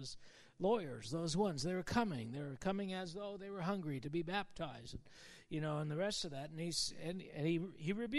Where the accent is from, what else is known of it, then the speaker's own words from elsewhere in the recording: Canada; as a Canadian